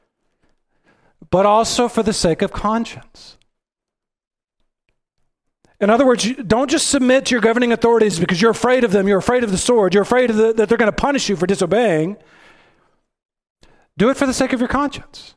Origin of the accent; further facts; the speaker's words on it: Texas, United States; I'm from Texas.